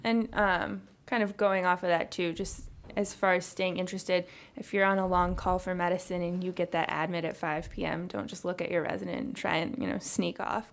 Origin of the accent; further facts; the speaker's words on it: Chicago, Illinois, United States; also born or lived in Texas; we're both from the Chicago area